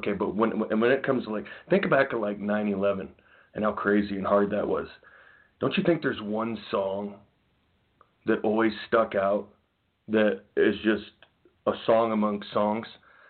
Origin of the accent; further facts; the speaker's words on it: Iowa, United States; I'm from Iowa. New York's a 2,000 miles away. Never been to New York City in my entire life.